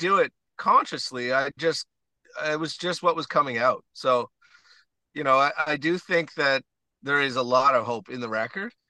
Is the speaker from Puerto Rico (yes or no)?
no; Stratford, Prince Edward Island, Canada; also born or lived in Edmonton / Toronto; Battery Point, which is where I grew up in Stratford area